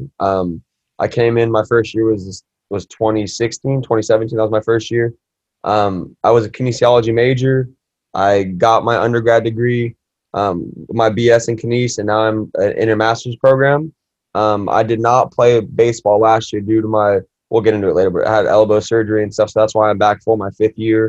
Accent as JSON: {"language": "English", "town": "Anaheim", "region": "California", "country": "United States", "tie": "born or raised there", "said": "I'm born and raised in Anaheim, so I'm a local guy."}